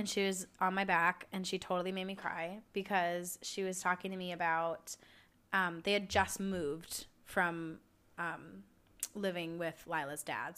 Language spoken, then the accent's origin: English; United States